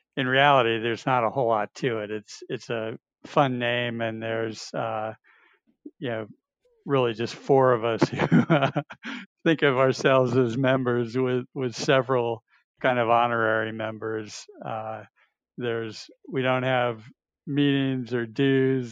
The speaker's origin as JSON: {"language": "English", "region": "north of New York City", "country": "United States", "tie": "born or raised there", "moved": "yes", "lives_now": "Georgia, United States", "said": "I grew up in New York, north of New York City, far enough north that we had a ski team"}